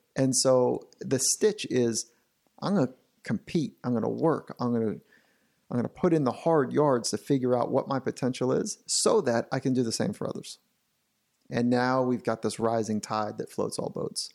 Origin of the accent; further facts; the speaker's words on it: Southern California, United States; I grew up here in Southern California surfing